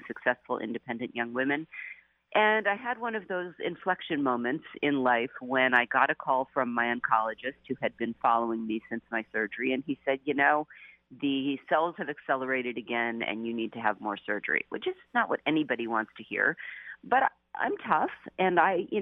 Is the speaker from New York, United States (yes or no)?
no; Seattle, Washington, United States; also born or lived in New Jersey / Wellesley College, Massachusetts; now in San Francisco, United States; I had grown up in Seattle